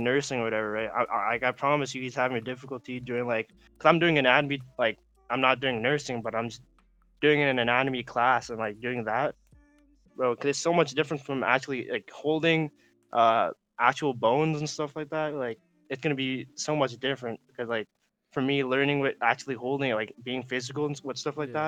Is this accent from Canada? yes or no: yes; Regina, Saskatchewan, Canada; we're from Regina, like I would say like we I would say small city